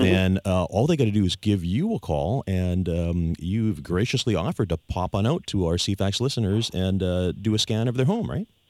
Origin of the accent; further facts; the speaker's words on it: Victoria, British Columbia, Canada; I was born and raised here in Victoria